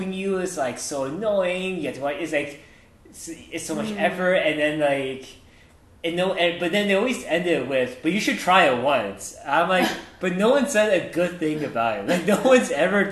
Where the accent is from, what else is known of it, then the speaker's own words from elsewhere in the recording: United States; as an American